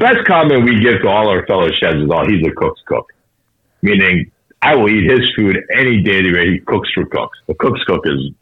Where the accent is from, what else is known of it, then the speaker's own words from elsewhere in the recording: Boston, Massachusetts, United States; I'm from Boston